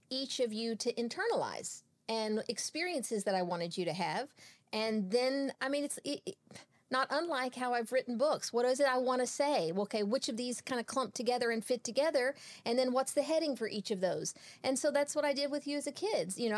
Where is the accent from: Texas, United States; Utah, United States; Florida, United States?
Texas, United States; born and raised in Texas.